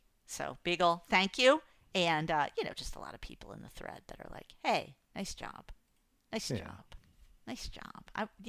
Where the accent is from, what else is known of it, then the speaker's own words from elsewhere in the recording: New England, United States; I'm like, I'm from New England, and I'm really, like, tight-laced, and whatever that is, I don't want to talk about it.